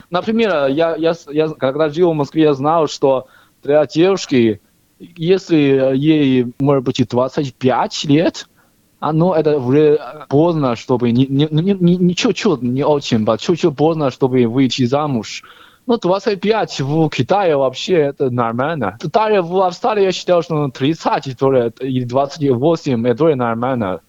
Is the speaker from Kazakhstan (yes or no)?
no; Henan, China; Russian is a second language; moved away as an adult; also born or lived in Moscow, Russia; now in Australia; Я сам э, Шаолин Хлан, это Хэнан провинция